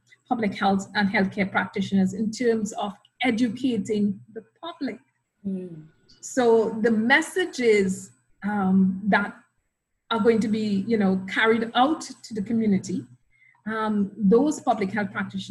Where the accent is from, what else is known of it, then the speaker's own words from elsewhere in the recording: Trinidad & Tobago; moved away as an adult; also born or lived in Australia / Grenada; now in Trinidad and Tobago; I'm Trinidadian by birth. I was educated initially at the University of the West Indies in Trinidad